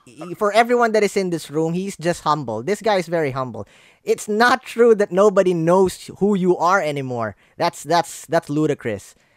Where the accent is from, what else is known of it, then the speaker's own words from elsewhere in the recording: Philippines; English is a second language; my fellow Filipinos